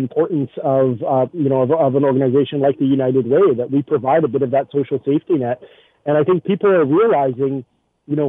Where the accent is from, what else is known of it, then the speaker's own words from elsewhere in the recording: Winnipeg, Manitoba, Canada; now in Hamilton, Canada; I'm originally from Winnipeg, so I'm used to sort of deep, cold winters